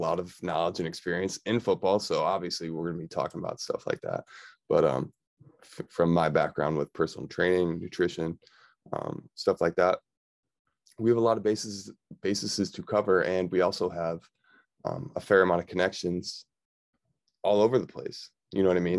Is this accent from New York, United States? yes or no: yes; Victor, New York, United States; also born or lived in Buffalo, New York; I grew up in Victor, New York.